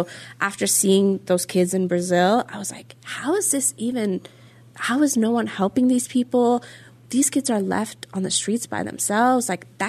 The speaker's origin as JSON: {"language": "English", "country": "Norway", "said": "And so because I'm Norwegian, we work with 24 hours, like military time, right?"}